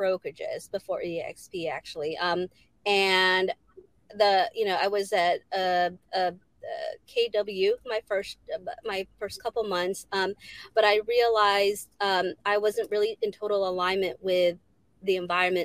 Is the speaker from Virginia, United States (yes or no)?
yes; Virginia Beach, Virginia, United States; also born or lived in Philippines; I do everything here in Virginia Beach, Virginia, where I grew up